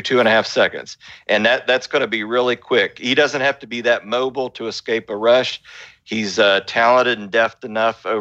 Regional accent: West Virginia, United States; I am from West Virginia

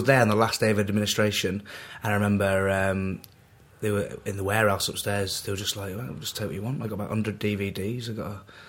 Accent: Bolton, North West England, United Kingdom; Really, in Bolton, it's just a proper little working class town.

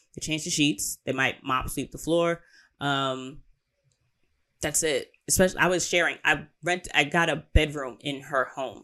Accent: United States; I'm American

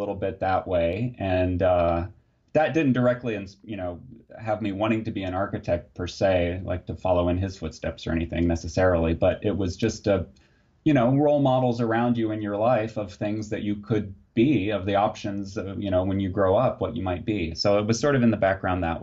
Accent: Muncie, Indiana, United States; I was born and grew up in Muncie, Indiana

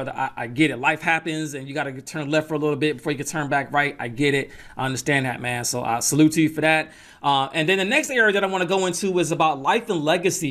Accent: Atlanta, Georgia, United States; also born or lived in New York; we moved to Atlanta when I was young, and that's where I get that mix of the Southern style but the East Coast ear

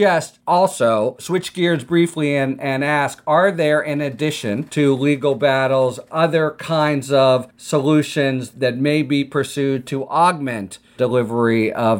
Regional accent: Pittsburgh, Pennsylvania, United States; my hometown of Pittsburgh

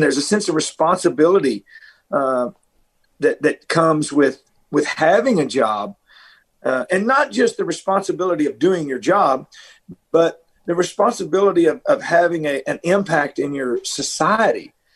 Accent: Middle Tennessee, United States; moved away as an adult; also born or lived in Nashville, Tennessee; I grew up in Middle Tennessee. I was born in Nashville, so I grew up in a in a very rural area

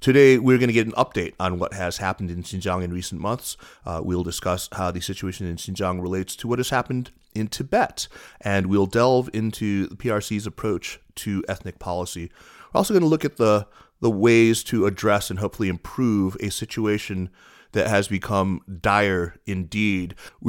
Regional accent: North Carolina, United States; which is in my home state of North Carolina

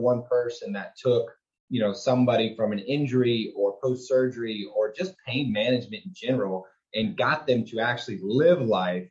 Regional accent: Houston, Texas, United States; I grew up in Houston, Texas, a Texan boy, Southern kid.

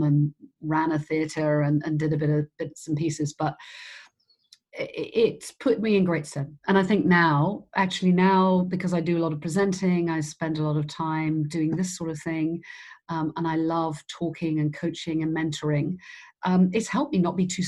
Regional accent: Cornwall, South West England, United Kingdom; moved away as an adult; also born or lived in Leeds; I grew up in Cornwall

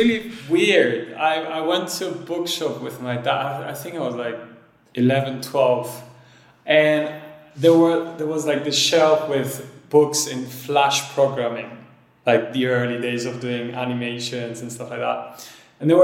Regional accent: Cyprus; also born or lived in France; I was born in France, but then grew up in Cyprus

